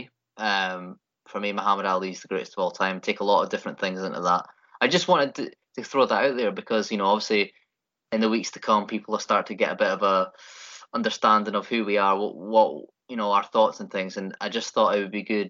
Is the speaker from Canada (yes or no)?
no; United Kingdom; being a Brit